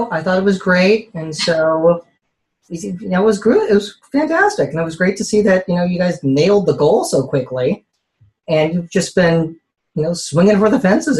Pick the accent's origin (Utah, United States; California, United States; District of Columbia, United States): California, United States; South Bay, Bay Area; I grew up here in the Bay Area, in the South Bay specifically, in the shadow of Moffett Field